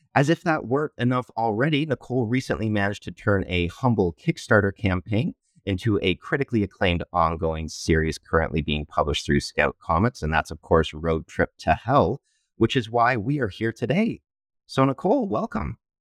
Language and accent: English; London, Ontario, Canada; I'm from London, Ontario, Canada